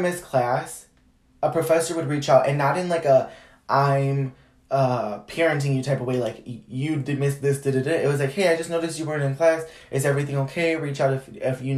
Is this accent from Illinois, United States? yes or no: yes; Chicago, Illinois, United States; I'm from Chicago